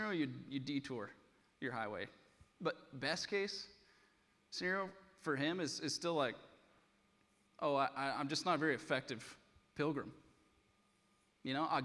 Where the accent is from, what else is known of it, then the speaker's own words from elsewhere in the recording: Iowa, United States; I'm from Iowa